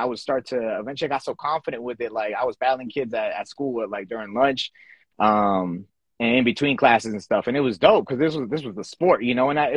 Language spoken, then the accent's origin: English; Fairfax County, Annandale, Springfield, Virginia, United States; also born or lived in El Salvador; we came straight to Virginia, moved around a lot throughout Virginia growing up, and then pretty much eventually got settled down in my main area has always been kind of Fairfax County, Annandale area, Springfield for sure. I would consider like my hometown